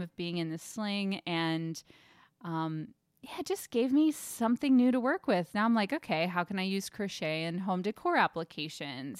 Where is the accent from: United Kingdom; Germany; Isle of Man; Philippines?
Germany; moved away; I grew up in Germany